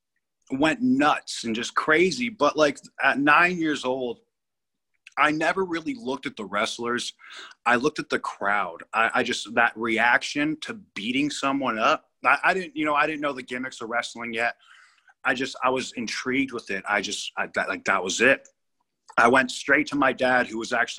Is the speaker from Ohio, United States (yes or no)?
no; Malibu, California, United States; also born or lived in Brentwood, Los Angeles; We ended up moving to Malibu when I was seven